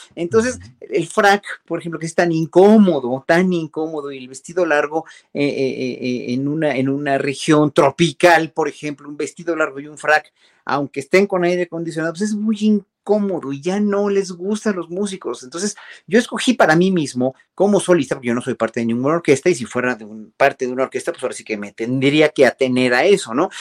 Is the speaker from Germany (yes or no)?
no; Mexico; uno como mexicano